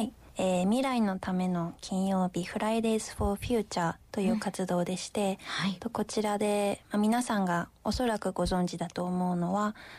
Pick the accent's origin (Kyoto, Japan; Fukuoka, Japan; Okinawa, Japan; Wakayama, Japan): Kyoto, Japan; moved away as an adult; also born or lived in Kobe; 私地元京都に帰